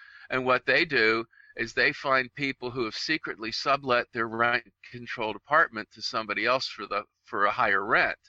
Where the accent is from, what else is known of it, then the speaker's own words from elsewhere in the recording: Pittsburgh, Pennsylvania, United States; I'm from Pittsburgh